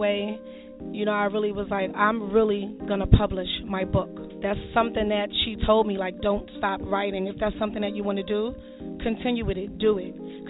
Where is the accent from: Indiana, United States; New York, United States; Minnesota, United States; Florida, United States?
New York, United States; New York City; I'm from Bedford Stuyvesant, Brooklyn.